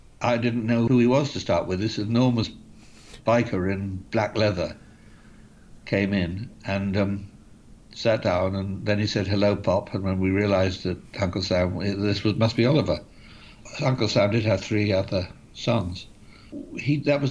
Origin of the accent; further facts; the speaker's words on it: Bath, South West England, United Kingdom; I grew up in Bath